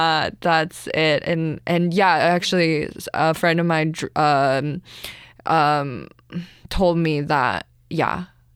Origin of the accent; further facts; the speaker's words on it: Canada; my identity, my as an immigrant, as an Asian person, as a Canadian, a young woman, right?